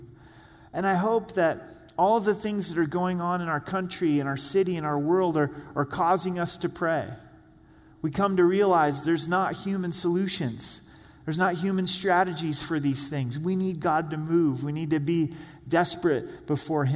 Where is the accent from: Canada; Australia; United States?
United States; the Northwest, Pacific Northwest; moved away; I grew up in the Northwest